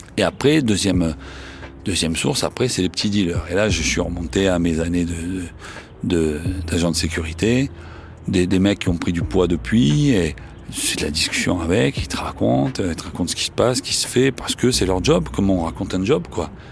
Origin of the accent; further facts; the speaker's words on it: Marseille, Provence-Alpes-Côte d'Azur, France; accent: Marseillais; j'ai un accent marseillais